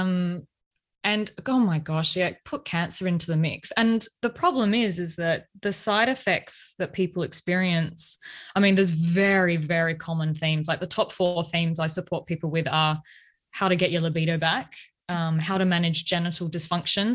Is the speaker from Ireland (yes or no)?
no; Australia; accent: Australian; now in Melbourne, Australia; you may tell by my accent that I am in Australia. I'm way down the bottom in A I B, scorching hot Melbourne right now